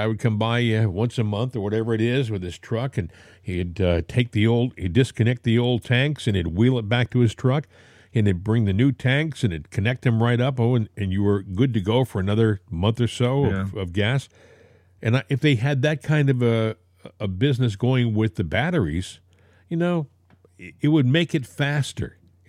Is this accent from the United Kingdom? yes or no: no; Northeast, United States; I grew up in the Northeast.